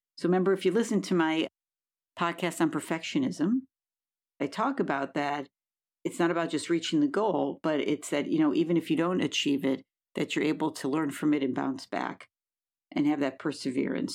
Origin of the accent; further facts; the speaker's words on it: Buffalo, New York, United States; now in California, United States; I'm from Buffalo, New York